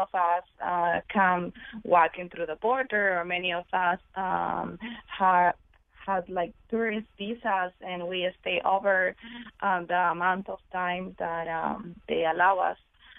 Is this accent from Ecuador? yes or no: yes; Ecuador; because my mom wanted us, me and my brothers, to be far away from the gangs, the violence of my country. I'm from Ecuador.